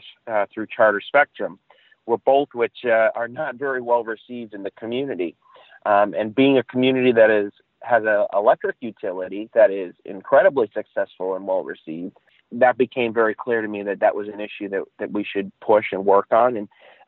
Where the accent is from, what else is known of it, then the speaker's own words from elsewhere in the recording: Chicopee, Massachusetts, United States; I grew up in Chicopee, went to school there, and shortly after my second year of college, was hired by the mayor of the city of Chicopee.